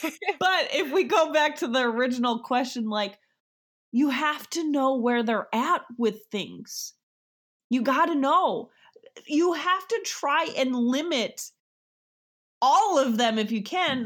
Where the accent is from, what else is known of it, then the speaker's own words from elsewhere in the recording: New York, United States; I am from New York